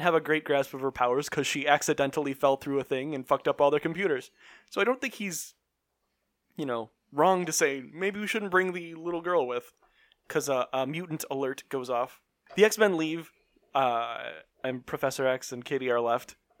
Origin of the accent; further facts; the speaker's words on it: Illinois, United States; We're from Illinois